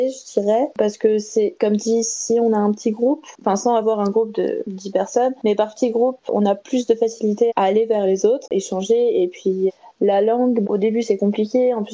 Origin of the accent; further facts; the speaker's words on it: Colmar, Grand Est, France; du euh, française, j'ai 22 ans, je viens de Colmar